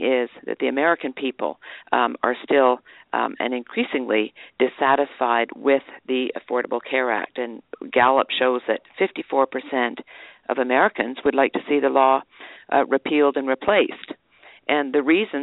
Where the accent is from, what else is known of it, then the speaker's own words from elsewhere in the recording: Vancouver, British Columbia, Canada; moved away as an adult; now in United States; I was born in Canada, on the West Coast in Vancouver. I grew up in Canada